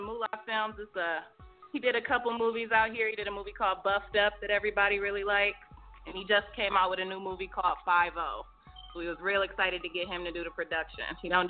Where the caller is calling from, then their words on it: Detroit, Michigan, United States; I'm calling from Detroit, Michigan, 313 in the building.